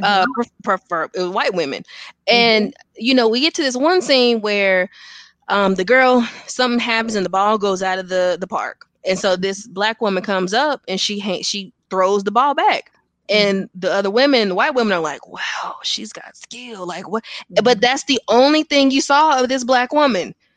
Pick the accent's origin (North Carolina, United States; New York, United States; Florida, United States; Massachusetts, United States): North Carolina, United States; Gastonia; I'm actually from Gastonia, North Carolina, born and, and raised